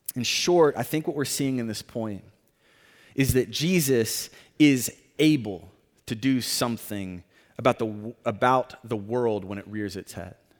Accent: Tornado Alley, United States; moved away; I live, or I grew up in an area called Tornado Alley

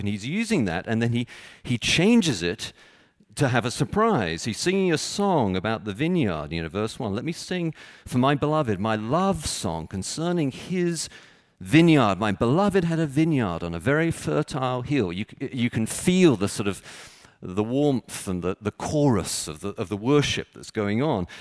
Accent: Texas, United States; now in Chicago, United States; I was born in Texas

